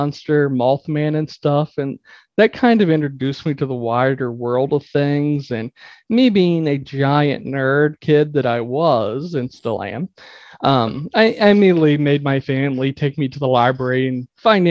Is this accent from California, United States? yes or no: no; West Virginia, United States; I was born in West Virginia, and I always say semi-rural West Virginia because my actual house I grew up in is technically not the most rural